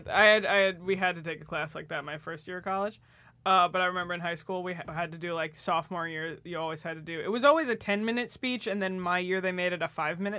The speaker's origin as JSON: {"language": "English", "region": "New Jersey", "country": "United States", "said": "And it was like, don't go tan, because I'm from New Jersey, so obviously tanning was a thing."}